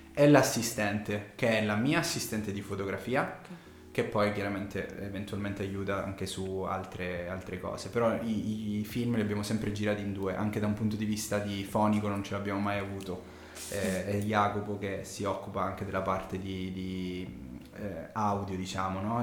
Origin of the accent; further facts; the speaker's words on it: Sicily, Italy; accent: Sicilian; moved away as an adult; now in Milan, Italy; però io sono siciliano, si sente dall'accento